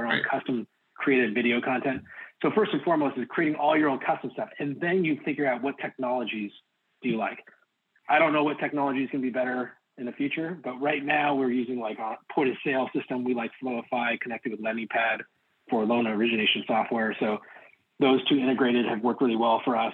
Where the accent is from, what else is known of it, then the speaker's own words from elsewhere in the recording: Oregon, United States; I'm from Oregon